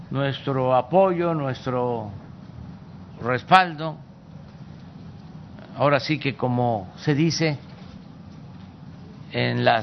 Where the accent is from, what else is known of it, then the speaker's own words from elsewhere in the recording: Tabasco, Mexico; tenía que ver con mi estado, con mi tierra, con mi agua